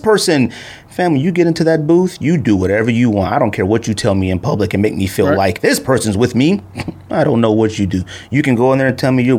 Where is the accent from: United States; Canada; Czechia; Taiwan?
United States; as an American